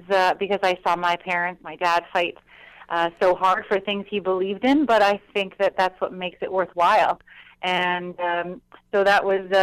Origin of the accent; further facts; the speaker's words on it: Ottawa, Ontario, Canada; growing up in Ottawa with my parents involved